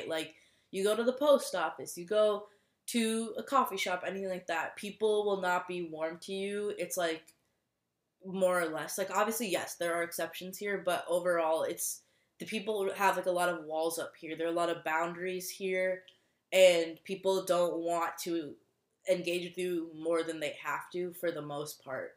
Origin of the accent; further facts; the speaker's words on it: Minnesota, United States; moved away as an adult; now in Boston, United States; I'm from Minnesota. I was born and raised in Minnesota.